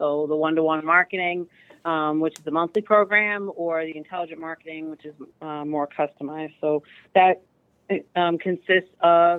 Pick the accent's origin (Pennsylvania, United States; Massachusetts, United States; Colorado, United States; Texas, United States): Massachusetts, United States; The suburbs of Boston.